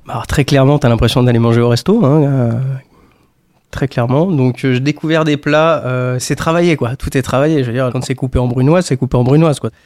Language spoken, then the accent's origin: French; Haute-Savoie, Auvergne-Rhône-Alpes, France; j'ai grandi en Haute-Savoie.